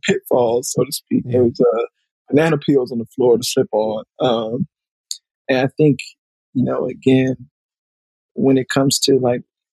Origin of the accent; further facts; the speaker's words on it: Alabama, United States; also born or lived in Montgomery; now in Los Angeles, United States; I'm from Alabama